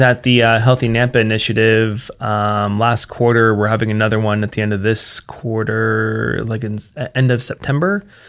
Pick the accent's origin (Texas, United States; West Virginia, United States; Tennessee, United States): West Virginia, United States; Martinsburg; moved away as an adult; now in Treasure Valley, Idaho, United States; my hometown in particular, uh, which is Martinsburg, West Virginia